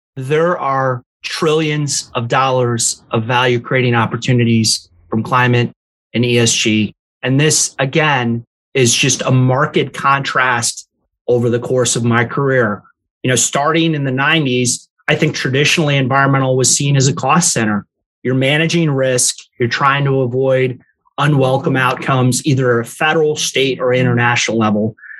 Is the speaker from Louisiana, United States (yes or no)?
yes; New Orleans, Louisiana, United States; moved away; also born or lived in Evanston, Illinois / Chicago, Illinois / Lake Charles, Louisiana; my mom very quickly moved us down to New Orleans where I grew up.